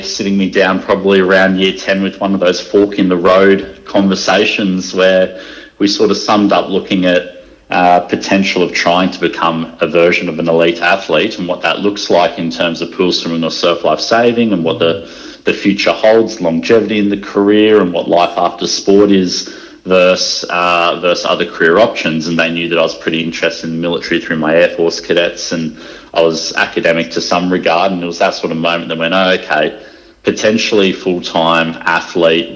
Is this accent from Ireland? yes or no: no; Sunshine Coast, Queensland, Australia; I grew up on the Sunshine Coast and had a pretty nice upbringing there